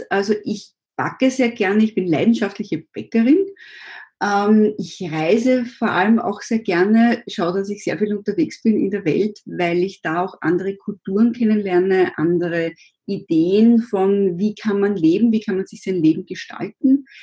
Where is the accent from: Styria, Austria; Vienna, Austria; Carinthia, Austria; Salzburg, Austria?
Vienna, Austria; born there; ich bin 52, bin gebürtige Wienerin